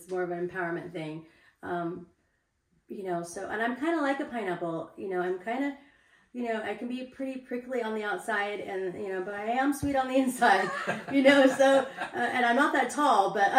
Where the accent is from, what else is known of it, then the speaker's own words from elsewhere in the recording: Santa Barbara, California, United States; moved away as an adult; also born or lived in North Shore, Hawaii; I'm from Santa Barbara originally. I moved to the North Shore when I was like 19 or 20.